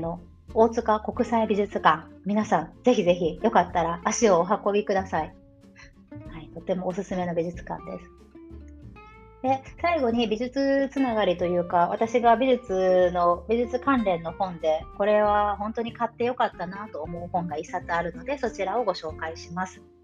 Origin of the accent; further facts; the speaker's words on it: Shikoku, Tokushima, Japan; 私、徳島県の日本の四国の徳島県出身なんですが